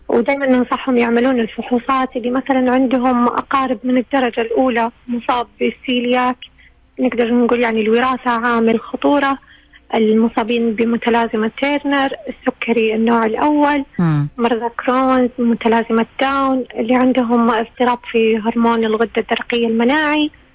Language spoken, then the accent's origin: Arabic; Saudi Arabia; عندنا في السعودية